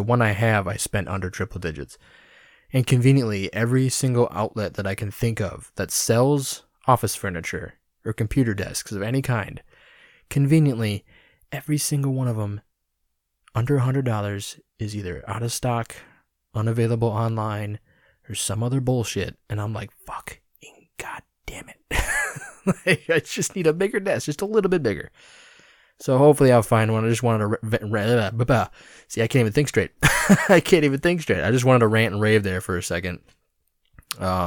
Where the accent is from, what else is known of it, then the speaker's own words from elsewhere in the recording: Rockford, Illinois, United States; my hometown of Rockford, Illinois